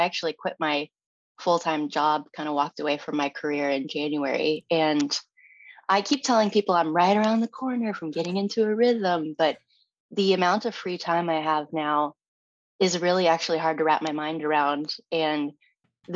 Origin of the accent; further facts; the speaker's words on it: California, United States; moved away; I'm originally from California